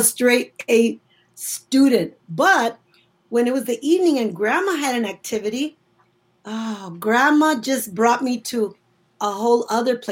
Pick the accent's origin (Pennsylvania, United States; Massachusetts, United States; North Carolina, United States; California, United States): California, United States; Earlimart; also born or lived in McFarland, California; now in Chicago, United States; I was born in McFarland, California, we lived in Early Mart